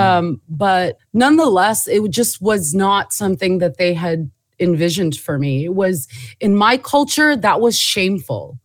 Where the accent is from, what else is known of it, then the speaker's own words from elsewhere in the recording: Southern California, United States; also born or lived in Jordan / New York; I was born in Jordan, moved to the States when I was, in the seventies when I was three. Um, grew up in Southern California